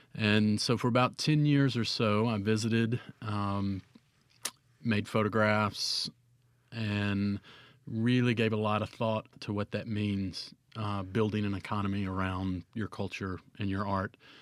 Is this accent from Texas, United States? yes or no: no; Cleveland, Mississippi, United States; also born or lived in Oxford, Mississippi; I was born and raised in Cleveland